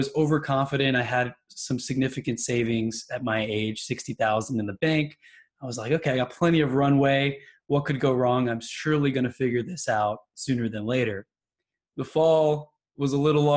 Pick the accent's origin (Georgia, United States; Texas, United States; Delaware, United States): Texas, United States; also born or lived in New York; I've been raised in Texas my whole life